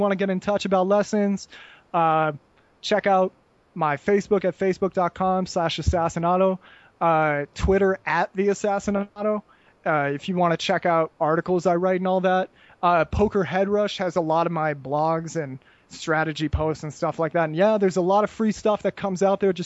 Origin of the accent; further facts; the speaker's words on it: Seattle, Washington, United States; I grew up in Seattle